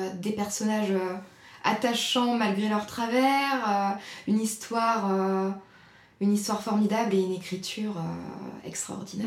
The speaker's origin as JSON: {"language": "French", "area": "Nantes area", "region": "Pays de la Loire", "country": "France", "tie": "born or raised there", "also_born_or_lived": "Nord, France", "lives_now": "Vendée, France", "said": "j'ai grandi principalement en région nantaise avec ma famille"}